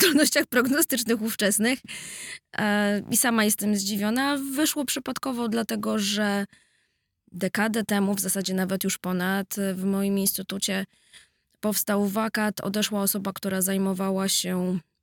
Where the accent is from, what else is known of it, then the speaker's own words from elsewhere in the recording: Warsaw, Masovian Voivodeship, Poland; jestem z Grochowa